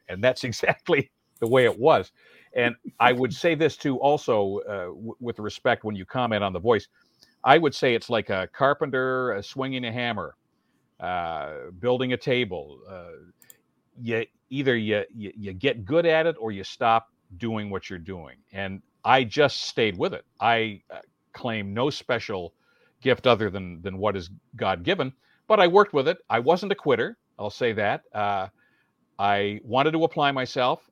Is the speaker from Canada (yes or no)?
yes; near Welland, Ontario, Canada; a thousand watt station near my hometown